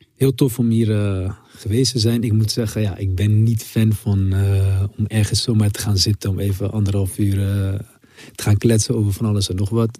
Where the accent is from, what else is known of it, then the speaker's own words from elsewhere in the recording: Rotterdam, South Holland, Netherlands; je groeit ook op met eh, Rotterdam